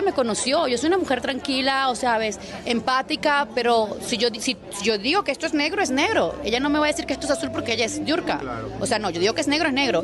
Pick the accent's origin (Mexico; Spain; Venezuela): Venezuela; Yo soy venezolana